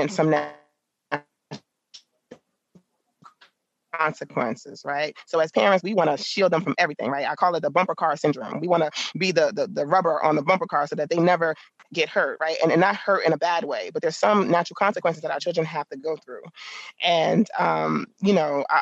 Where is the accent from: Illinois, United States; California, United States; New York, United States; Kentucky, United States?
New York, United States; New York City; now in Virginia, United States; I grew up in the Bronx